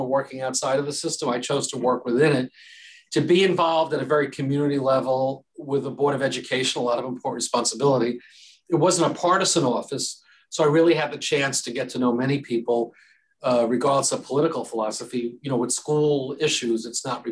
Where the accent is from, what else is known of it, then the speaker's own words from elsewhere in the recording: Albertson, New York, United States; I'm a lifelong Long Islander, and actually my parents were both born and raised on Long Island in Roslyn. Mm-hmm. And I grew up in Albertson, the next town over